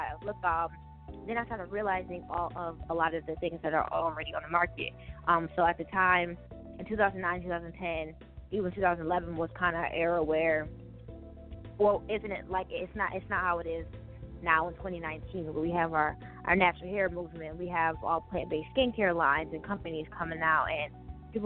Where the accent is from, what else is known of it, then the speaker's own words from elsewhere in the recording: Buffalo, New York, United States; I'm from Buffalo, New York, and it's cold here